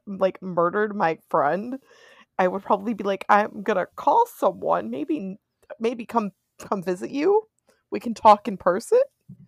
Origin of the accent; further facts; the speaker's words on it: United States; I'm from America.